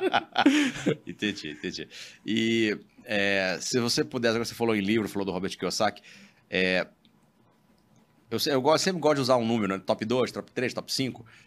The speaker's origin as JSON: {"language": "Portuguese", "area": "Baixada Fluminense", "region": "Rio de Janeiro", "country": "Brazil", "tie": "born or raised there", "said": "eu sou, fui criado na Baixada Fluminense"}